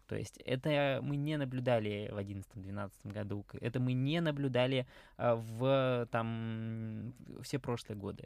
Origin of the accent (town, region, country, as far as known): Moscow, Russia